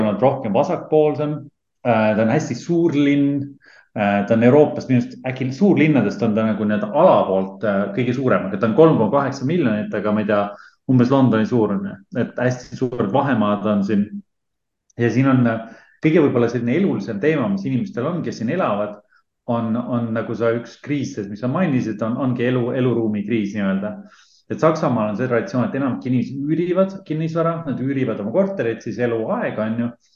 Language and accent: Estonian; Estonia; moved away as an adult; now in Berlin, Germany; me oleme mõlemad Eestist ära pagenenud mingil omadel põhjustel